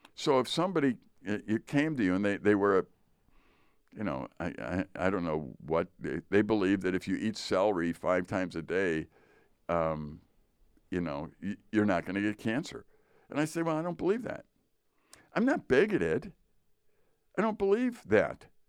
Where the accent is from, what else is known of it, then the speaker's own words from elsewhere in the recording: Chicago, Illinois, United States; I grew up in Chicago, as did you. I grew up in the Polish area of Chicago.